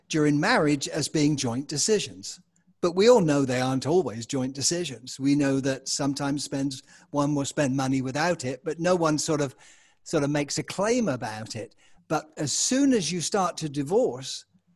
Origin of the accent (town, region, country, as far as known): England, United Kingdom; accent: English; moved away as an adult; now in United States